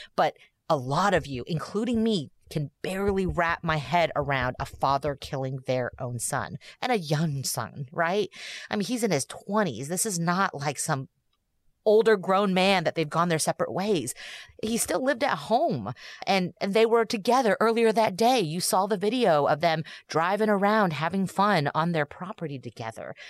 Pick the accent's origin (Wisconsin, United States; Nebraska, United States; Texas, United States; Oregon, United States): Texas, United States; growing up in Texas